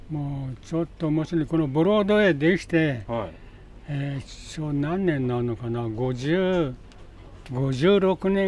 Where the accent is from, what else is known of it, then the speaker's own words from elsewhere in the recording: Futtsu, Chiba, Japan; moved away; 俺漁場で育ってるから漁場漁場あの海のところでふっつったところで